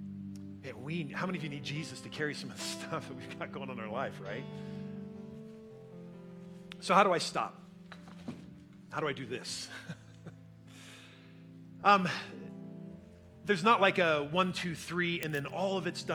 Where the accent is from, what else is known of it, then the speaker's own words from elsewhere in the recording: United States; we are independent American Christians